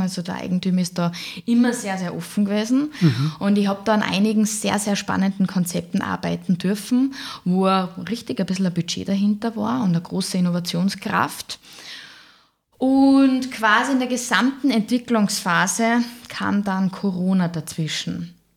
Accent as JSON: {"language": "German", "town": "Fieberbrunn", "region": "Tyrol", "country": "Austria", "tie": "born or raised there", "moved": "as an adult", "lives_now": "Salzburg, Austria", "said": "aufgewachsen bin ich in Tirol, in der Nähe von Kitzbühel in Fieberbrunn."}